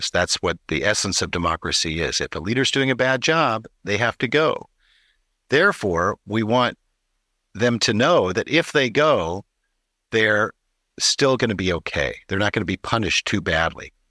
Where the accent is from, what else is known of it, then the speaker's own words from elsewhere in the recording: California, United States; I'm a Californian